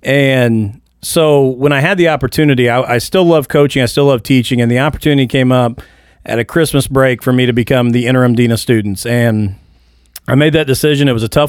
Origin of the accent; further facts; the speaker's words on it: Mitchell, Indiana, United States; I grew up in Mitchell, Indiana.